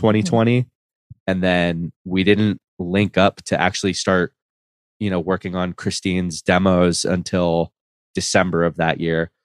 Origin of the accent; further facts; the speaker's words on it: Miami, Florida, United States; I grew up in Miami